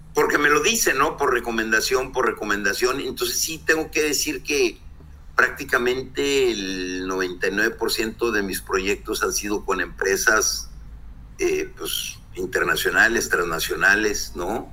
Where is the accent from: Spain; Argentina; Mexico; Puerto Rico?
Mexico; Torreón, Coahuila; moved away as an adult; now in Ensenada, Mexico; soy de Torreón, Coahuila, decidí venirme a Ensenada, Baja California.